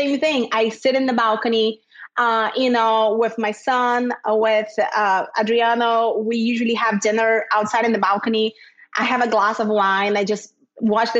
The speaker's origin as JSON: {"language": "English", "region": "Rio de Janeiro", "country": "Brazil", "tie": "born or raised there", "moved": "as an adult", "lives_now": "Miami, United States", "said": "I grew up in Rio in Brazil, but I never lived at the beach."}